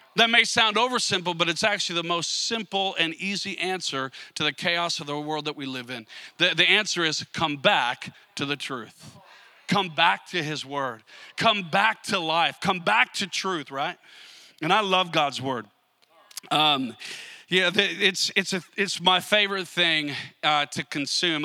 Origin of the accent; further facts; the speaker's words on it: Minnesota, United States; I grew up I grew up in Minnesota